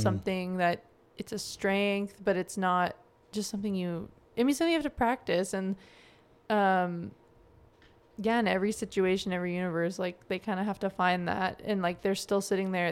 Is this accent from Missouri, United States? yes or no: yes; Joplin, Missouri, United States; moved away as an adult; also born or lived in New Jersey / Japan / Arkansas; growing up in Joplin